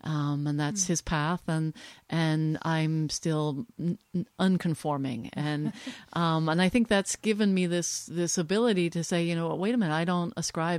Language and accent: English; Switzerland; also born or lived in New Jersey, United States / Belgium; So a couple of very influential pieces in my life are that I grew up in Europe.